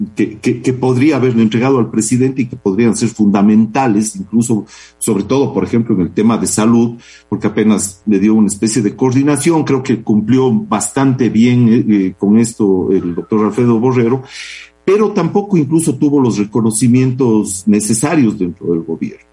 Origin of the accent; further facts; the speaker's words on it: Cuenca, Azuay, Ecuador; somos, somos cuencanos